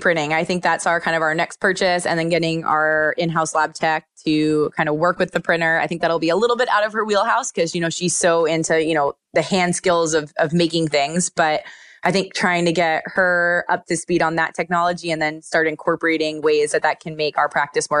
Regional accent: Pennsylvania, United States; They're such awesome little travelers because I'm from Pennsylvania.

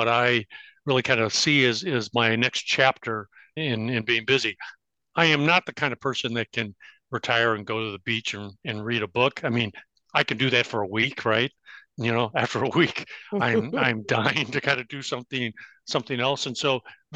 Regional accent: Bloomington, Illinois, United States; moved away as an adult; also born or lived in Champaign, Illinois / Chicago, Illinois; I grew up in Bloomington Normal

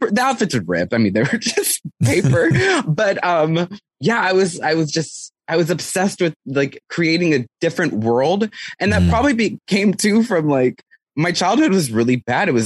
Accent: San Antonio, Texas, United States; I grew up in San Antonio, Texas

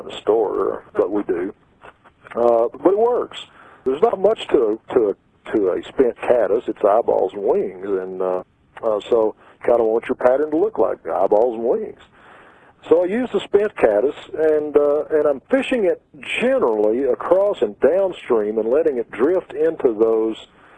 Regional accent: Texas, United States; moved away; I'm from Texas

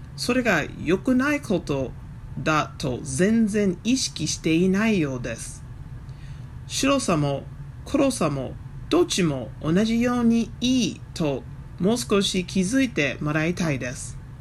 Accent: Virginia, United States; Japanese is a second language; also born or lived in Fukuoka Prefecture, Japan; now in near Washington, D.C., United States; アメリカのバージニア州出身です

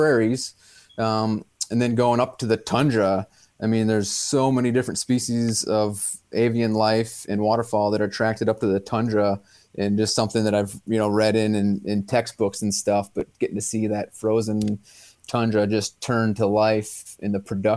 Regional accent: Dane County, Wisconsin, United States; moved away as an adult; also born or lived in Stevens Point, Wisconsin / Brookings, South Dakota / Alaska; It's Dane County, just southwest of Madison. I grew up.

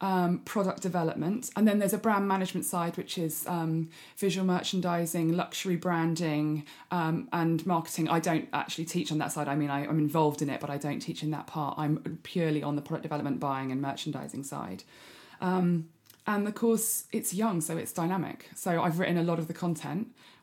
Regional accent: South Coast, United Kingdom; also born or lived in Greece / South Africa; Well, upbringing wise, I grew up in the South Coast, moved around quite a lot, lived in 11 different houses before I was 18.

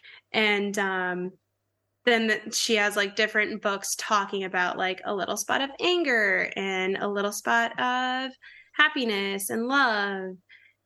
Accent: Kentucky, United States; I grew up in Kentucky, so there's a lot of cows around where I grew up

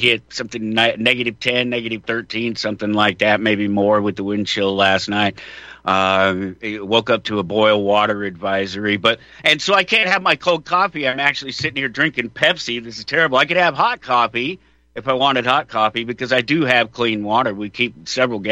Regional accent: Colorado, United States; I'm from Colorado

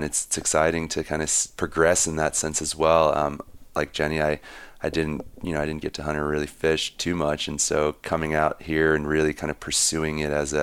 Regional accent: Maryland, United States; moved away as an adult; now in Montana, United States; I grew up in Maryland, and I ended up in Montana 5.5 years ago.

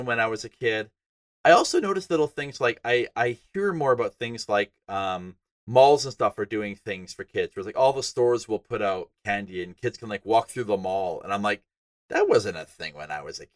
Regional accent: northern Alberta, Canada; I'm from Canada. And northern Alberta was really, really cold.

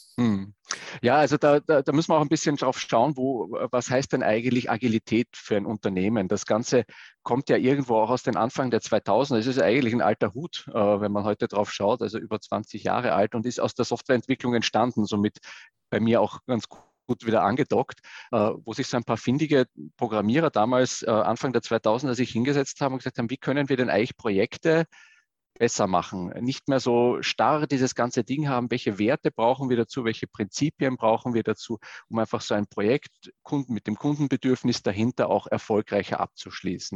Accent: Vienna, Austria; moved away; ich komme äh, ursprünglich mal aus Wien, da bin ich auch groß geworden

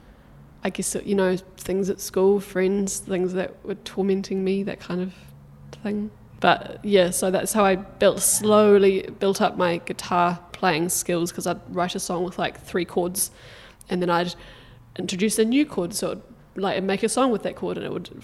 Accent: Takaka, Tasman, New Zealand; I grew up in Golden Bay

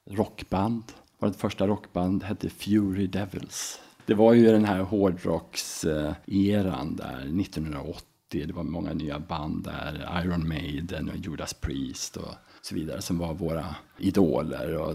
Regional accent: Enköping, Uppsala County, Sweden; also born or lived in Falun / Mora; Faktiskt är jag född eh, i Uppsala, uppvuxen i Enköping. Sen så sökte vi oss upp upp eh, mot eh, Mora när jag var i skolåldern

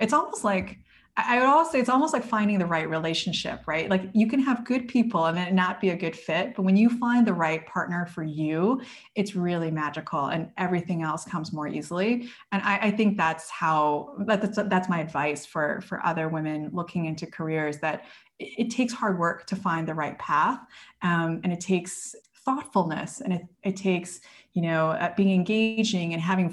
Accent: United States; I grew up in the United States

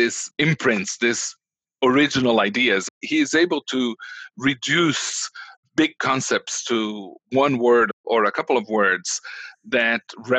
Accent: Brazil

